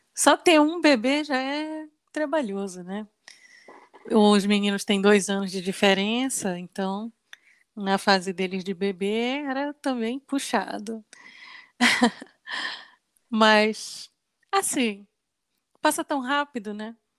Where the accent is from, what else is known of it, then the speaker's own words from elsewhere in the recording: Belém, Pará, Brazil; moved away; Nós somos de Belém do Pará